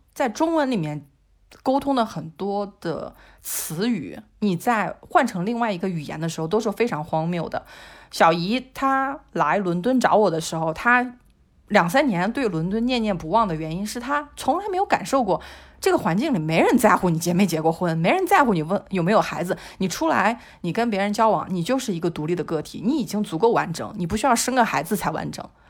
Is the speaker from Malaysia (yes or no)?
no; China; 我们中国人其实是把父母当宗教看的